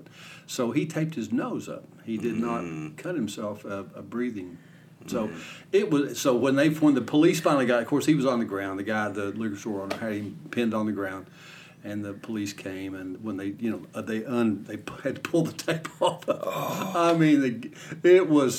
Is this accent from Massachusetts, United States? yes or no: no; Ashland, Kentucky, United States; I grew up in Kentucky. Hometown Ashland